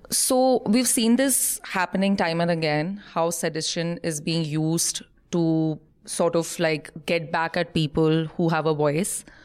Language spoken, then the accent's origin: English; Jharkhand, India; also born or lived in Bihar; I'm from Jharkhand.